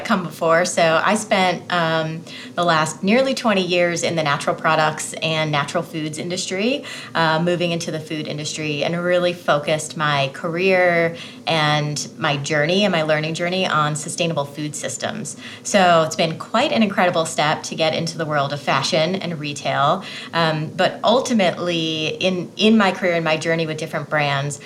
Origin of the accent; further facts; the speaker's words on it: just outside of Fort Lauderdale, South Florida, United States; moved away as an adult; now in Colorado, United States; I was very fortunate to grow up in sunny South Florida, just outside of Fort Lauderdale, but I have called Colorado and the Rockies home for almost 20 years now.